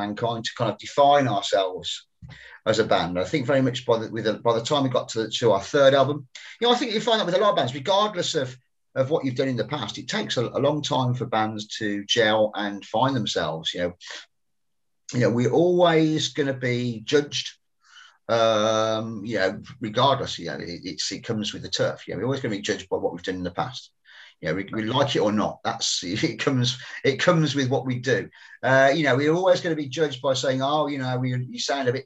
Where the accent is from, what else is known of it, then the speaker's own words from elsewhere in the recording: West Midlands, United Kingdom; because we're from the Midlands, we've got a very independent sense of our identity up here. We're not Northerners